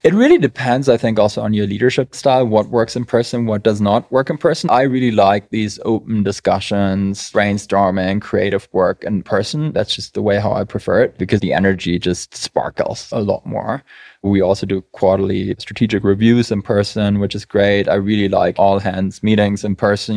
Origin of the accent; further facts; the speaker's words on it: Germany; now in United States; I'm from Germany, we just love policy and process